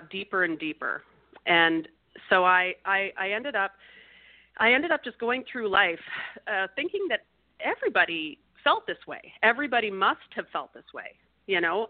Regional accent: Canada; I was born in Canada in a Canadian city

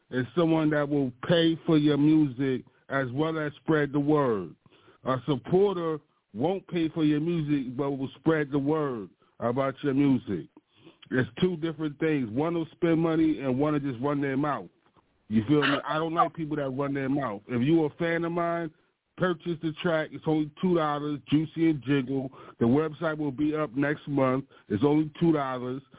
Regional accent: Baltimore, Maryland, United States; accent: New York; I used to play ball up in uh, Long Island every summer, so I got that New York accent. But I'm from Baltimore though.

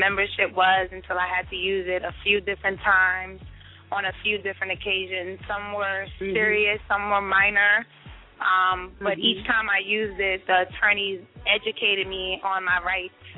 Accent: New York, United States; I'm from New York

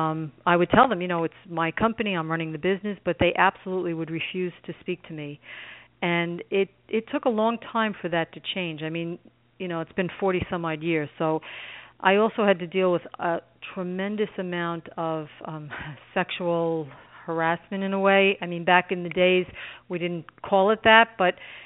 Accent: New York City, New York, United States; I grew up in Brooklyn

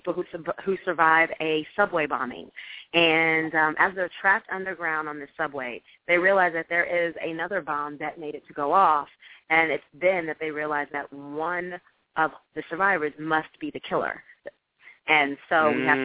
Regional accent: Jefferson City, Missouri, United States; moved away as an adult; also born or lived in Ohio; now in Los Angeles, United States

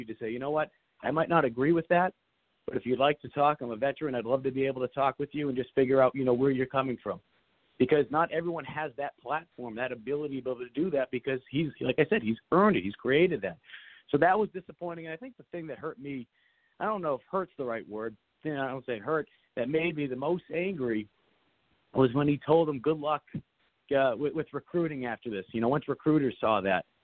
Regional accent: Massachusetts, United States; moved away; I'm from Massachusetts

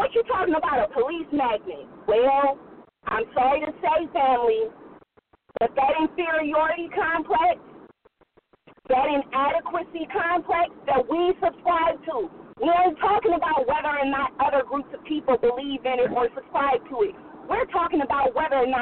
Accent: Oakland, California, United States; I'm from the Bay Area. I'm from Oakland, to be specific

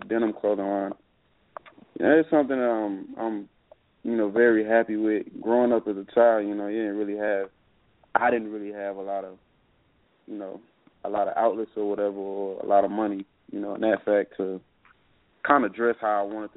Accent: the South, United States; I'm from the South

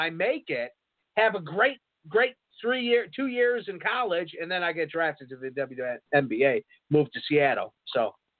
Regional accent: United Kingdom; born there; I was born in Britain. I was a lady. I was born in Britain.

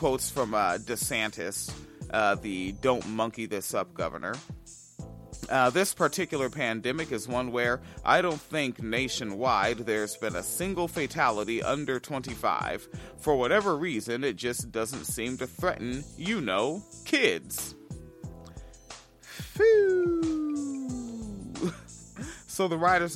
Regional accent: Washington, United States; moved away; I grew up in Washington State, right, where, school ended mid to late June

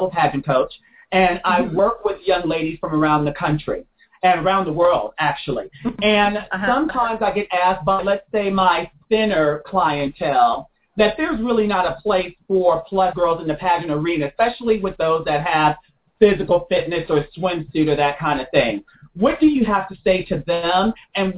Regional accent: Chicago, Illinois, United States; also born or lived in Austin; now in Washington, D.C., United States; I'm from Chicago

